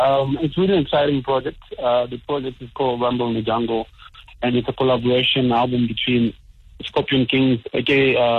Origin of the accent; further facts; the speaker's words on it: DR Congo; I'm from Congo. I grew up in the DRC